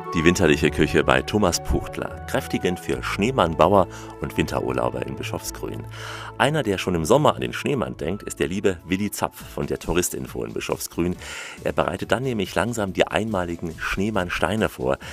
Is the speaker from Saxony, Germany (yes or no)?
yes; Saxony, Germany; Also ich bin ja geborener Sachse und mich erinnert vieles hier auch an meine Heimat.